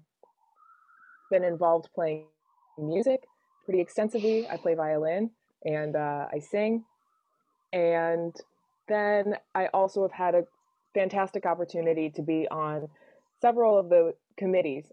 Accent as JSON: {"language": "English", "town": "Allendale", "region": "Michigan", "country": "United States", "tie": "born or raised there", "said": "I grew up here in West Michigan. I was born at Spectrum, grew up in Allendale, and been in the same house my whole life."}